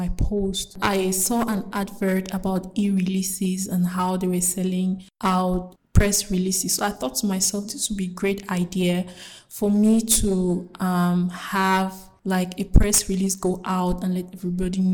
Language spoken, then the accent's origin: English; English-speaking part of Cameroon, Anglophone Cameroon, Cameroon; I come from the English-speaking part of Cameroon in Africa.